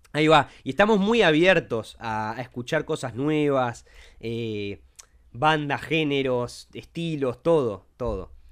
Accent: Montevideo, Uruguay; viví en Uruguay toda mi vida, eso sí. Soy de Montevideo

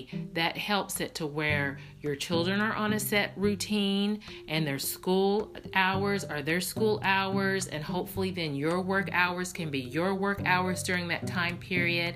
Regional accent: Tennessee, United States; I'm from Tennessee. We actually only grew up 2 hours away from one another

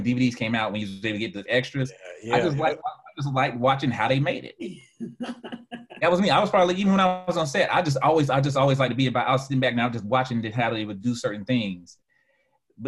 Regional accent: Fort Lauderdale, Florida, United States; moved away; I'm from Fort Lauderdale

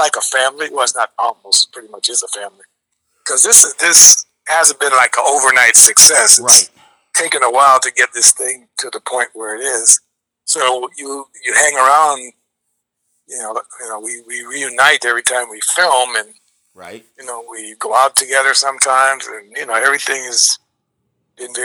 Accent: Chicago, Illinois, United States; I'm from Chicago, but my dad is Jamaican, and my mom is Jamaican Colombian. So I'm born in Chicago.

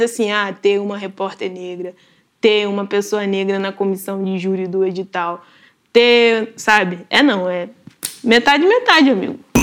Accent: Nova Iguaçu, Rio de Janeiro, Brazil; Nascida e criada em Nova Iguaçu, na Baixada Fluminense, que é um, é um município do Rio

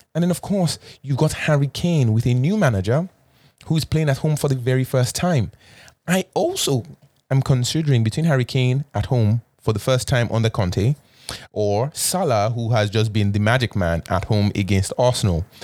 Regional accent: Canada; as a Canadian

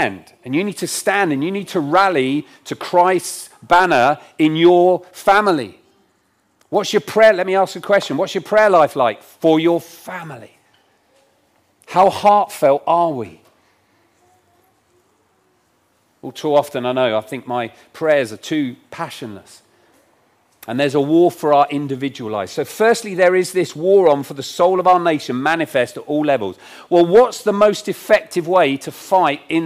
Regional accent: Isle of Wight, South East England, United Kingdom; now in Rugby, United Kingdom; I grew up on the Isle of Wight

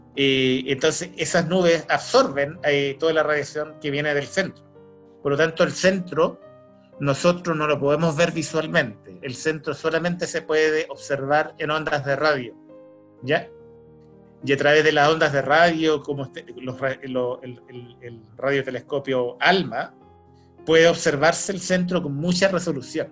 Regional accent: Chile; accent: Chilean; tenemos un acento los chilenos, tenemos un acento propio nuestro, yo tengo ese acento

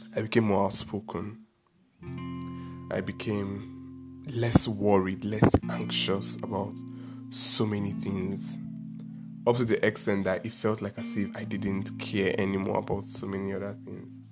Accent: Anambra, Nigeria; I am from Anambra State in Nigeria, and it's an Igbo state

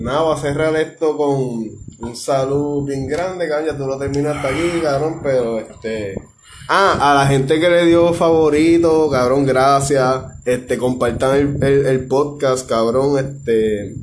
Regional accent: Ponce, Puerto Rico; Yo soy de Ponce toda la vida

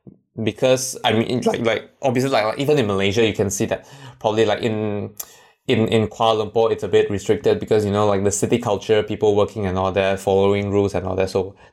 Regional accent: China; English is a second language; one of the time when I went back to my hometown, it was like winter time.

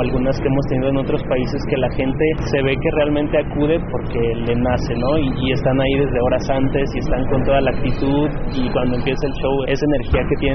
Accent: Mexico; para mí también como mexicano es algo que me llena mucho.

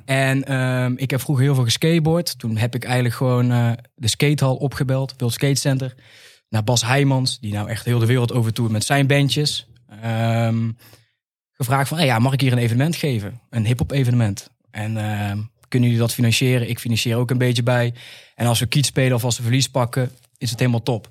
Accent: 's-Hertogenbosch, North Brabant, Netherlands; we komen uit Den Bosch

